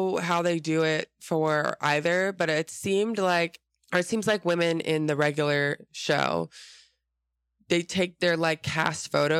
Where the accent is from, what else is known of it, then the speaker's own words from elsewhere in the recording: Atlanta, Georgia, United States; born there; I was born in Atlanta, Georgia.